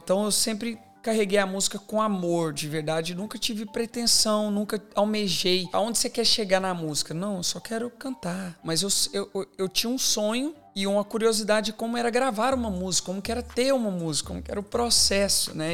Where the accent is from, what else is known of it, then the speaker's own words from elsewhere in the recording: Divinópolis, Minas Gerais, Brazil; moved away as an adult; now in Australia; eu cresci, eu sou de Minas Gerais